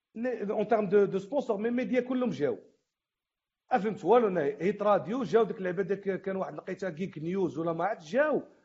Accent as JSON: {"language": "Arabic", "country": "Morocco", "said": "حنا مغاربه"}